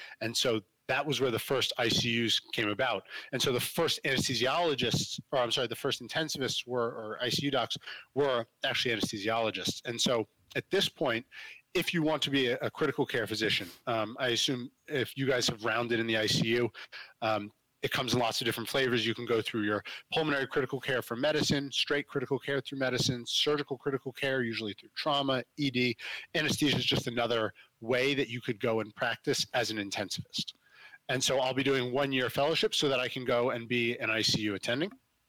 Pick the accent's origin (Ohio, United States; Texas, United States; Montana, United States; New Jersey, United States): New Jersey, United States; I'm from South Jersey outside of Philly. So I did some volunteer work down at Cooper Hospital, which is a good sized trauma hospital in Camden